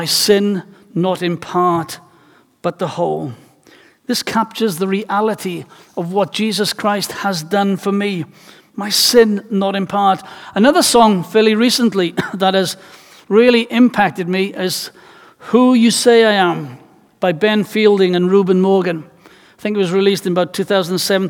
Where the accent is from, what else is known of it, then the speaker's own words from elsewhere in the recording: Wales, United Kingdom; as a Welshman whose life, culture, and tradition is rooted in music